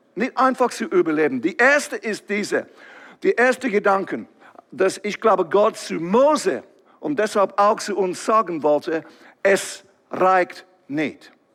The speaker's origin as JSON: {"language": "German", "region": "England", "country": "United Kingdom", "second_language": "German", "moved": "yes", "lives_now": "Switzerland", "said": "ich komme ursprünglich von England, ihr werdet das erkennen, irgendwie von meinem Akzent"}